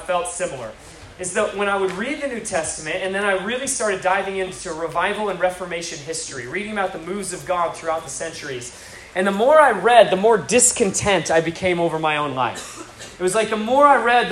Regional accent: Alaska, United States; moved away as an adult; I came from Alaska

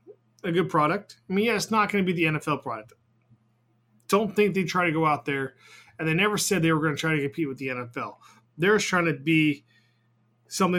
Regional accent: San Diego, California, United States; I'm from San Diego, born and raised

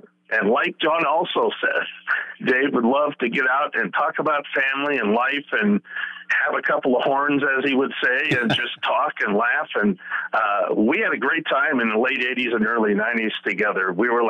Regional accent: Hood River, Oregon, United States; my hometown of Hood River

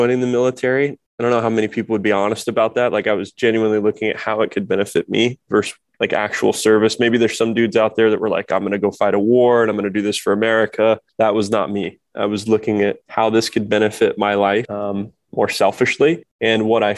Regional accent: Kokomo, Indiana, United States; I grew up in the Midwest, it's a blue collar town called Kokomo, Indiana

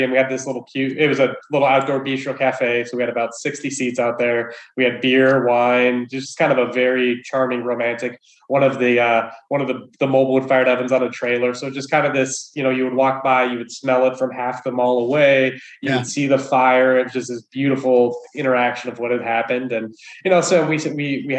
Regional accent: Wyoming, United States; I grew up in Wyoming of all places

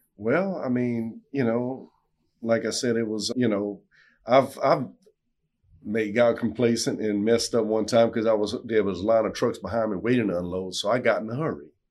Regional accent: South Louisiana, United States; I'm from South Louisiana

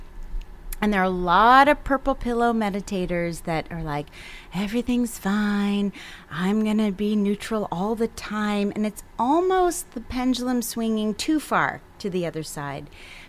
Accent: East Coast, United States; moved away; I'm from the East Coast

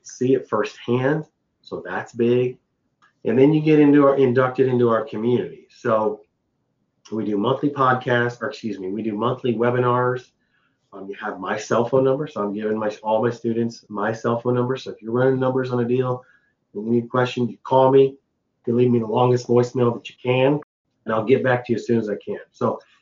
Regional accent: Midwest, United States; also born or lived in Missouri; I'm from the Midwest. I live in Missouri

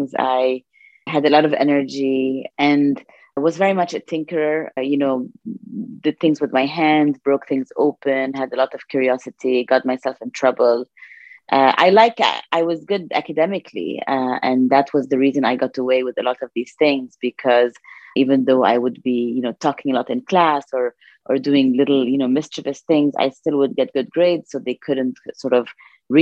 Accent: Beirut, Beirut Governorate, Lebanon; We're four girls in the house. And we grew up in Lebanon

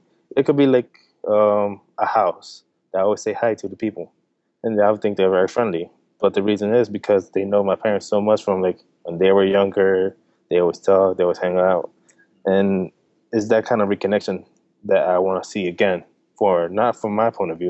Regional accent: Delaware, United States; also born or lived in New Jersey; So I was born in New Jersey. I moved to Delaware in 2000, and that's where I got to meet Yesenia. We met at a young age. Then later on down the road, you know, I grew up in Delaware, all the whole middle school, high school, everything.

